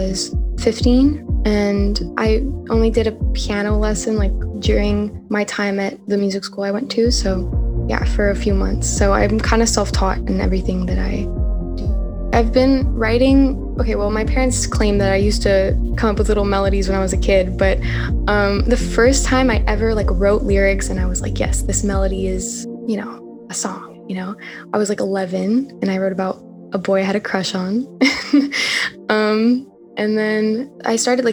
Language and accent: English; Montreal, Quebec, Canada; I'm from Montreal, Canada